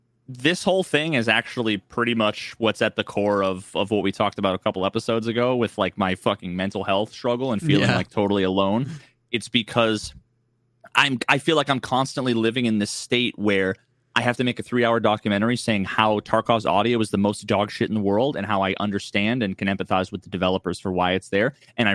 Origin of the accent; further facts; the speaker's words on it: New England, United States; I grew up playing football and I grew up in New England and I'm a fucking Pats fan, you know?